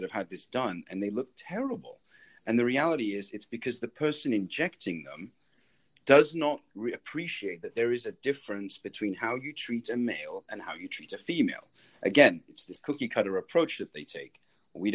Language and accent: English; England, United Kingdom; moved away as an adult; also born or lived in New York; now in Tampa Bay, United States; I grew up in England.